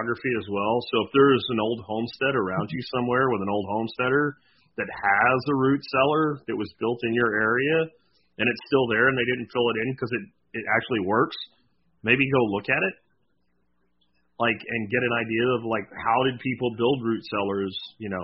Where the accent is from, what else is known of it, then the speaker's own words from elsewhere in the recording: Pennsylvania, United States; the house that I grew up in Pennsylvania was actually the second house on the property